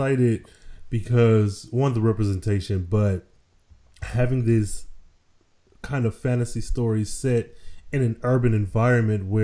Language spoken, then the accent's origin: English; Michigan, United States; I am from Michigan originally, and I grew up in a pretty decent-sized town